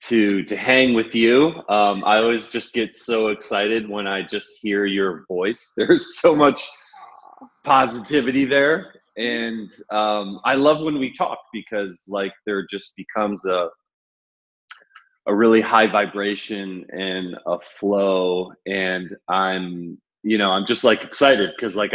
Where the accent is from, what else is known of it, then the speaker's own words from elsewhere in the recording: Ohio, United States; moved away as an adult; also born or lived in Chicago, United States; now in Brooklyn, New York, United States; While I've been in New York for 17 years, I grew up in Ohio